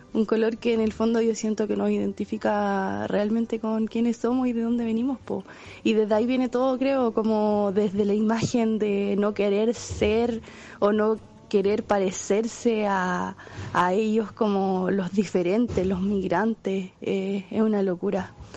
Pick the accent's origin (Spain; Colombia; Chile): Chile